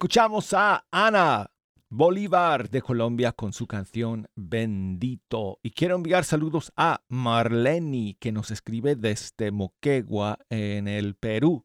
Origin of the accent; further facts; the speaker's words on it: Spain; accent: Spanish from Spain; con el acento español de España